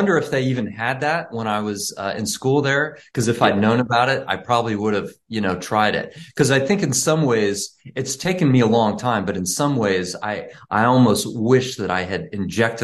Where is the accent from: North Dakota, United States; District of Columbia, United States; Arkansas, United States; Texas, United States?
Texas, United States; Dallas; I grew up in Dallas